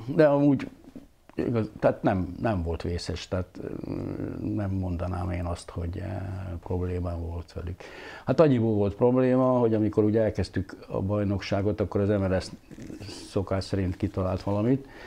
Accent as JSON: {"language": "Hungarian", "country": "Hungary", "also_born_or_lived": "Budapest", "moved": "as an adult", "said": "vidéki srác vagyok, és most ahhoz, hogy Pesten kellett élnem"}